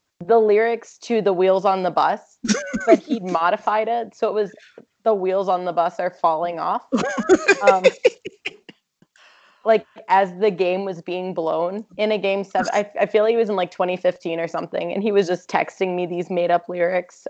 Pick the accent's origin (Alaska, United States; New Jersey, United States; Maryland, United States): Maryland, United States; Towson; I was born in Towson, Maryland